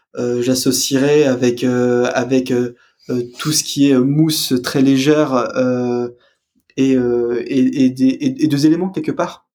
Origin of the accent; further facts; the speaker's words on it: France; en tant que français